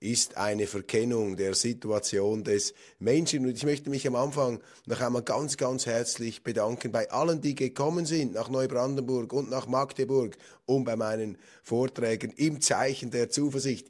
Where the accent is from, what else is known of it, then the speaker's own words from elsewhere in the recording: Switzerland; als Schweizer